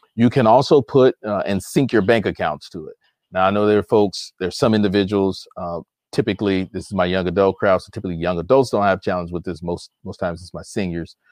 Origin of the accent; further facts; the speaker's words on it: Chicago, Illinois, United States; moved away as an adult; now in Michigan, United States; I'm a Chicago native, even though I currently live in the state of Michigan. I'm originally from Chicago